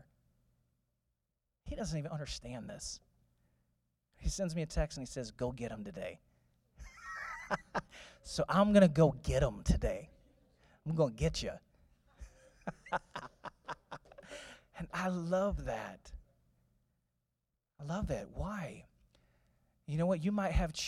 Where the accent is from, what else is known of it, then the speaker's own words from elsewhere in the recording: St. Louis, Missouri, United States; I was born in St. Louis.